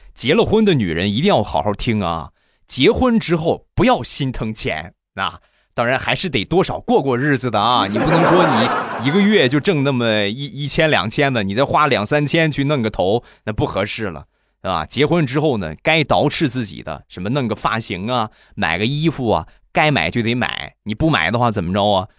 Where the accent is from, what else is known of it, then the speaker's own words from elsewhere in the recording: Rizhao, Shandong, China; 我们家乡的特产日照绿茶